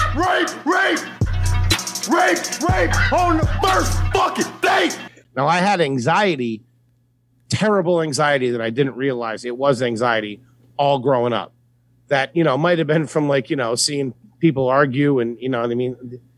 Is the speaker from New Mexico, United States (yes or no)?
no; Philadelphia, Pennsylvania, United States; we grew up similar backgrounds, you know, like really close together in the suburbs of Philly